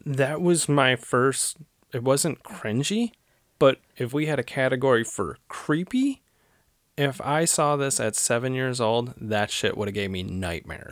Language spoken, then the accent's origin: English; Cleveland, Ohio, United States; moved away; where I grew up in Cleveland